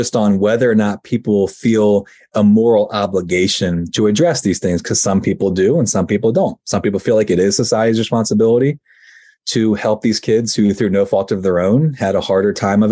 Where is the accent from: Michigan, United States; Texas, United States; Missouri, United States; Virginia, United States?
Virginia, United States; now in Pennsylvania, United States; I now live in Pennsylvania, but I grew up in Virginia